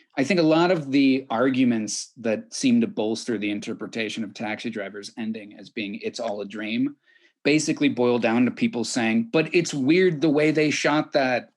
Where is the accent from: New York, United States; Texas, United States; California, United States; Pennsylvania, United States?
California, United States; as a Californian